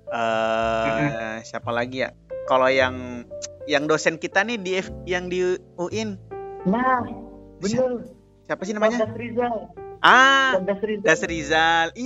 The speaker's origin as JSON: {"language": "Indonesian", "region": "Sulawesi", "country": "Indonesia", "said": "Iya, dia kan sekampung sama Ane, orang Sulawesi juga."}